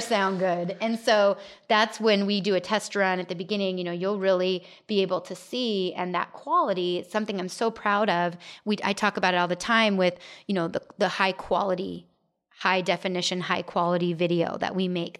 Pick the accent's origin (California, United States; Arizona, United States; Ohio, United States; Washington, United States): Arizona, United States; Gilbert; I grew up in Gilbert, but then moved away